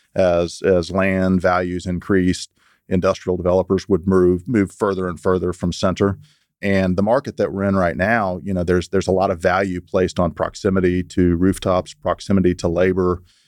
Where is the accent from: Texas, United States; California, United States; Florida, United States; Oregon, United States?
Texas, United States; Houston; also born or lived in Lubbock / Dallas; I grew up in Houston and got out of high school in 1992